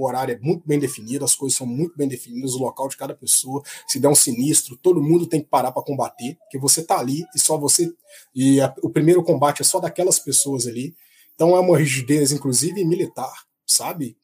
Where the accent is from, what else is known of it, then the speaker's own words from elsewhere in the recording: Itabira, Minas Gerais, Brazil; also born or lived in Contagem, Minas Gerais; Eu passei minha infância, que é a terra de coração, não é onde eu nasci, em Tabira, Minas Gerais